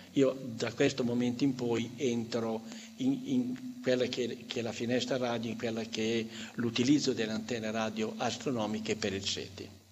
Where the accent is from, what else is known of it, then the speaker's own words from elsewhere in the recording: Emilia-Romagna, Italy; io, io sono romagnolo, conosco bene il, il romagnolo